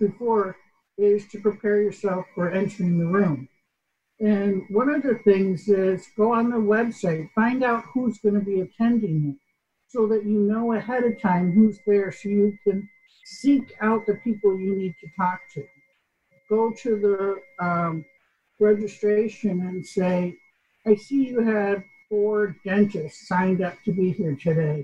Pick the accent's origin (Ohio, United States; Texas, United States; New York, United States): New York, United States; like my English, I'm from New York.